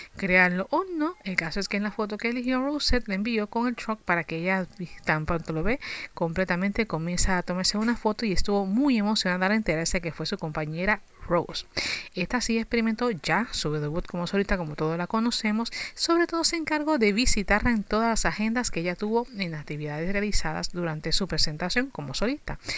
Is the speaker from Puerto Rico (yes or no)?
yes; Puerto Rico; somos ciudadanos americanos